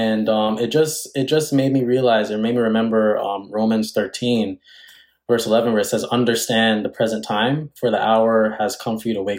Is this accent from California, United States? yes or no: no; New York City, New York, United States; I hail from Queens, New York. And so I grew up in Queens, New York, have been here all my life